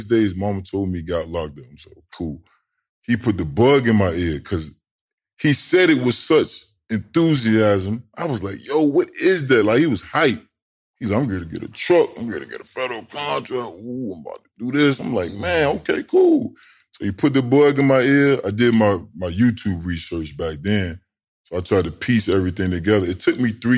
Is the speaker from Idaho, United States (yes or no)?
no; Tidewater, Virginia, United States; moved away; also born or lived in Georgia; I'm from Tidewater.